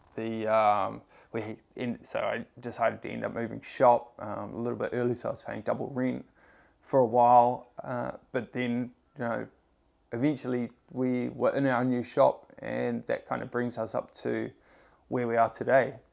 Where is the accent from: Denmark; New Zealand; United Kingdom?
New Zealand; Tauranga, Bay of Plenty; moved away as an adult; also born or lived in Sydney, Australia; I grew up in New Zealand in a, uh, town called Tauranga. I, uh, I moved to Sydney when I was nineteen